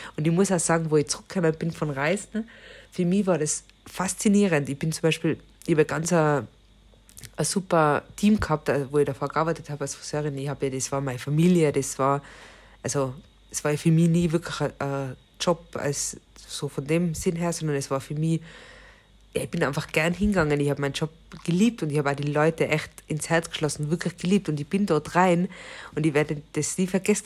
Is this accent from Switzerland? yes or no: no; Austria; moved away; bei uns in Österreich